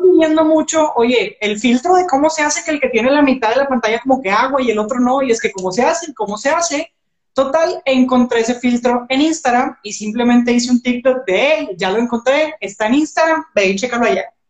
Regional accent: Monterrey, Nuevo León, Mexico; yo soy de aquí de Monterrey

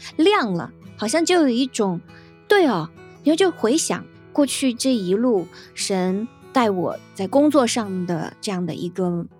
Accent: China; 我们在国内

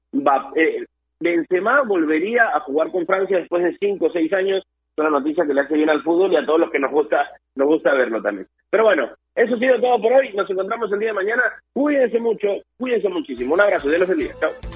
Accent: Peru; a nosotros como peruanos

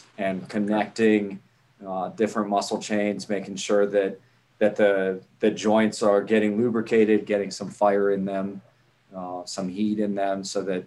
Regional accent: Ohio, United States; now in Miami, United States; I'm from Ohio originally

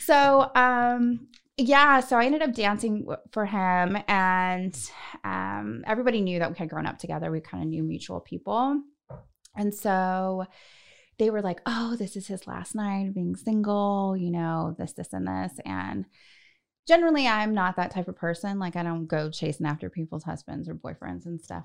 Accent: Northern California, United States; moved away as an adult; also born or lived in Los Angeles; I'm from Northern California originally

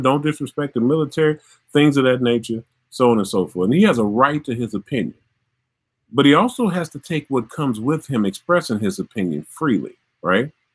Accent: Mississippi, United States; My home in Mississippi.

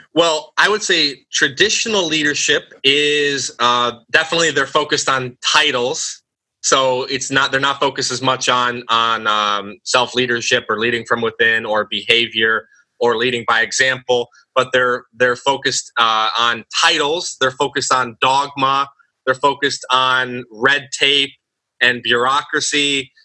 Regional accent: United States; growing up in the United States

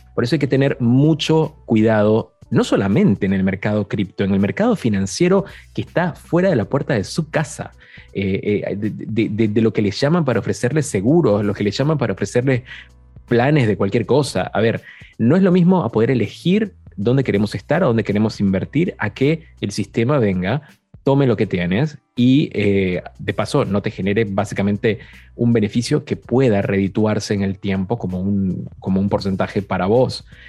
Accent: Argentina; yo soy argentino

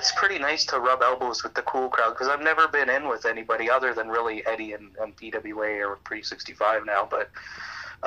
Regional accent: Campbell River, British Columbia, Canada; I grew up, this young Cuban kid, I grew up in Campbell River, British Columbia

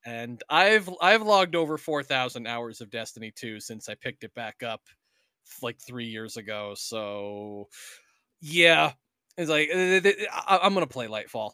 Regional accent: United States; I'm still an American

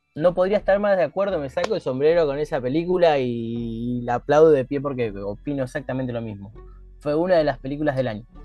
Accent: Argentina; como argentinos

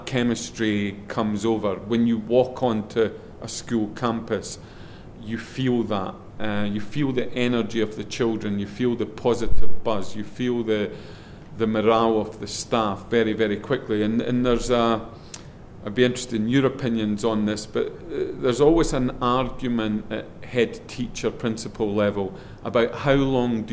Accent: Scotland, United Kingdom; accent: Scottish; my Scottish accent

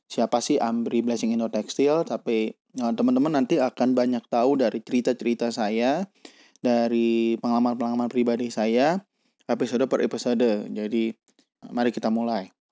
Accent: Bandung, West Java, Indonesia; Saya akan nggak akan berbicara secara nasional karena saya dari kota Bandung dan ini apa yang saya lihat di depan mata saya.

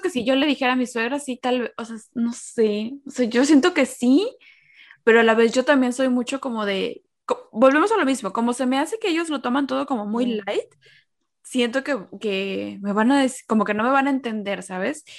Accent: Mexico; moved away; todos nacimos en México, mi abuela estaba ahí

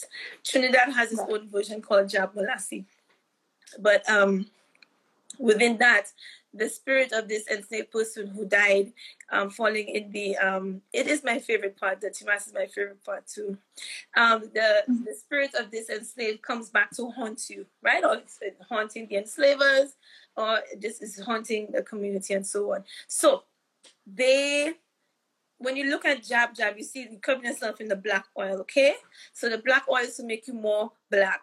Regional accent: St. Lucia; now in United Kingdom; when I was a teenager growing up in St. Lucia

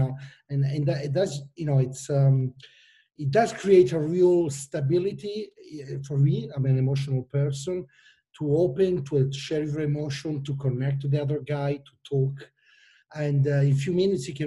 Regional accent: Milan, Lombardy, Italy; English is a second language; and you can imagine my name and plus my accent. I'm from Italy, Milano

